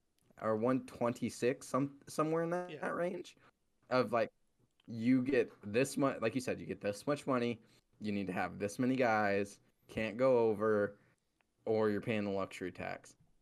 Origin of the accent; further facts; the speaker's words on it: Mitchell, South Dakota, United States; we're from Mitchell, South Dakota.